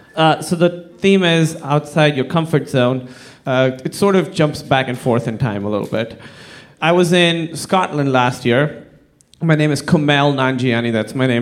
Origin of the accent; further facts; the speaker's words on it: Pakistan; moved away; I'm from Pakistan, like I said, very conservative Muslim fa- family